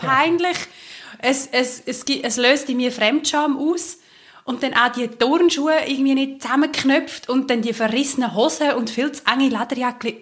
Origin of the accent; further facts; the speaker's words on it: Switzerland; bei uns in der Schweiz